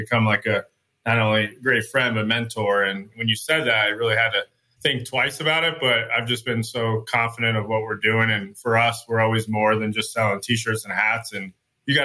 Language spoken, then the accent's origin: English; Chandler, Arizona, United States; I was born and raised in Chandler